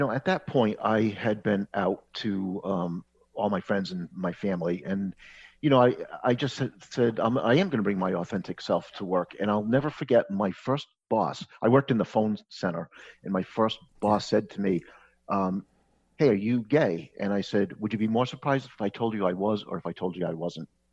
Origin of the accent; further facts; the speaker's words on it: Connecticut, United States; moved away as an adult; also born or lived in Boston; I grew up in Connecticut